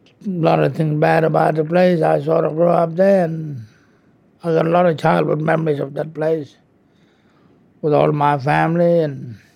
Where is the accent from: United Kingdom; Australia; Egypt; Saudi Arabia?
Australia; Kurunji Station, near Wyndham, Kimberley, Western Australia; When I was a baby, my mum took me back to Kurunji Station, which is 180 or 150 miles out of Wyndham on the Gibraltar Road.